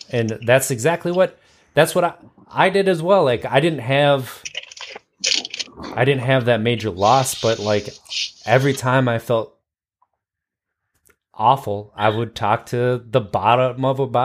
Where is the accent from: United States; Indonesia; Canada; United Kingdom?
United States; Wisconsin; growing up in Wisconsin, right? Alcohol's in everything